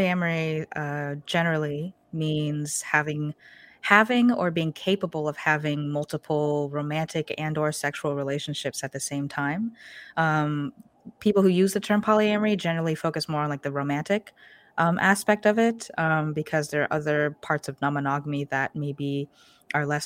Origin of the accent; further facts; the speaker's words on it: Portland, Oregon, United States; I'm born and raised in Portland, Oregon.